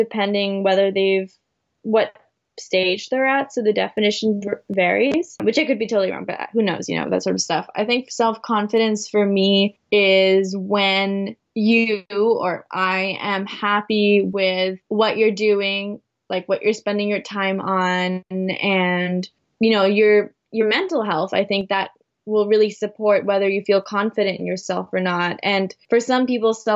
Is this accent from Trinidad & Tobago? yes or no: no; Canada; my mom is from the Philippines and my father is from Poland, but I was born in Canada